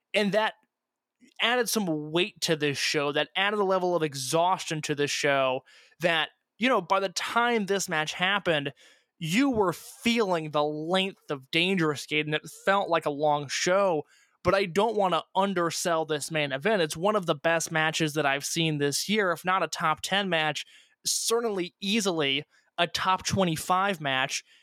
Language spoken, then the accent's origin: English; Indiana, United States; I'm from Indiana.